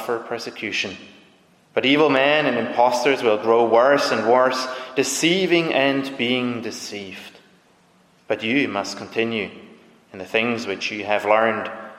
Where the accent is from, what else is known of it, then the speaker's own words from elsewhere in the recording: Zurich, Switzerland; I'm from Zurich